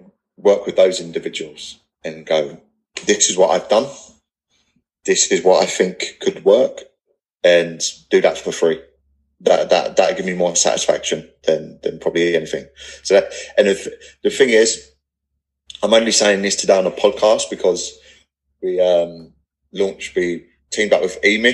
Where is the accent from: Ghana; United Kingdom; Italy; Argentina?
United Kingdom; England; accent: not posh English; I'm not posh Englishman